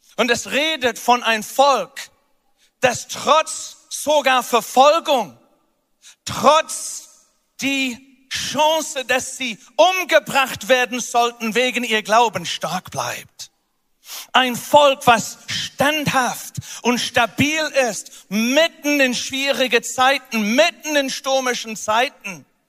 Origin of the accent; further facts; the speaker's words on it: United Kingdom; moved away; Großbritannien, wo ich herkomme